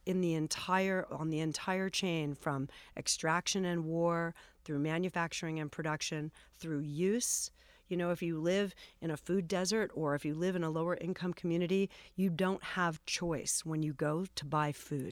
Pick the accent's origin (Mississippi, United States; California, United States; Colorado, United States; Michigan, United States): California, United States; Los Angeles; I grew up here in Los Angeles